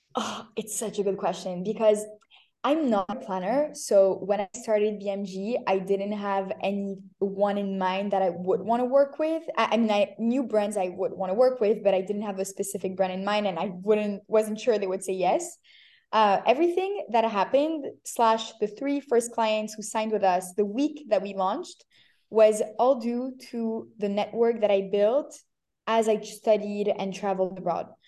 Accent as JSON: {"language": "English", "country": "Canada", "tie": "born or raised there", "also_born_or_lived": "Paris, France / Tel Aviv, Israel / New York, United States", "moved": "as an adult", "said": "I was born in Paris, grew up in Canada"}